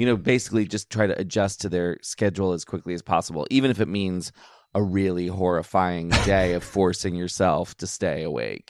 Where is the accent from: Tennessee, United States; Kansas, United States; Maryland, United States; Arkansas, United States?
Maryland, United States; Annapolis; growing up in Maryland and being a kid who grew up in a very boring, uh, part, well, Annapolis